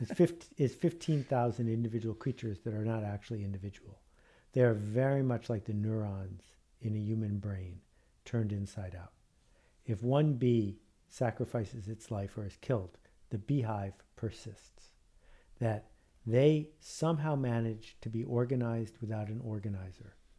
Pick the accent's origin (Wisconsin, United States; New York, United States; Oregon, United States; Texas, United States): New York, United States; Buffalo; growing up in Buffalo, New York.